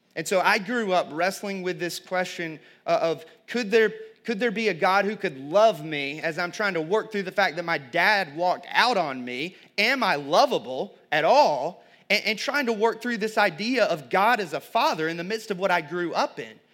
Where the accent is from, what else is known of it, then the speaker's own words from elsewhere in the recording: the Bible Belt, the South, United States; I grew up in the Bible Belt